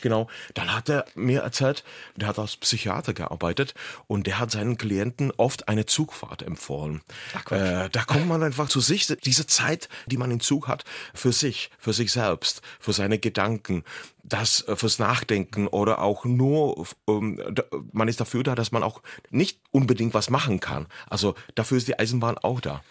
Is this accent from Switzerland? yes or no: no; Lomnice nad Popelkou, Liberec Region, Czechia; German is a second language; Lomnica nad Popelkou, meine Geburtsstadt